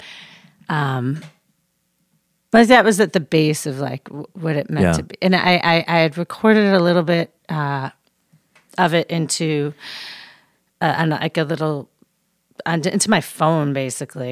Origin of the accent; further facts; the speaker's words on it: Chicago, Illinois, United States; now in Los Angeles, United States; We're from Chicago